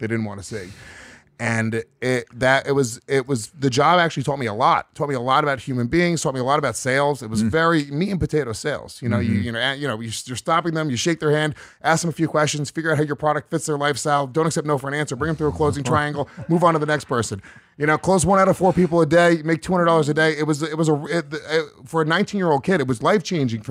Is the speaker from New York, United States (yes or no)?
yes; Rockland County, New York, United States; I grew up in Rockland County, New York, which was like the suburbs of New York City.